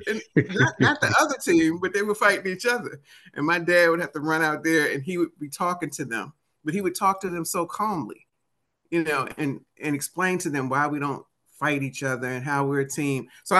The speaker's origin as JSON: {"language": "English", "town": "Washington", "region": "District of Columbia", "country": "United States", "accent": "DC", "said": "that probably doesn't sound right with my DC accent."}